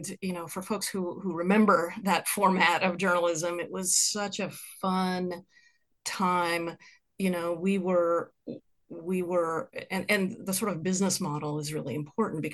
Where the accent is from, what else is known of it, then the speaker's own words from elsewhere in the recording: Lincoln, Nebraska, United States; moved away as an adult; also born or lived in Bay Area, California / Boston; now in Kansas City, United States; I grew up in Lincoln, Nebraska.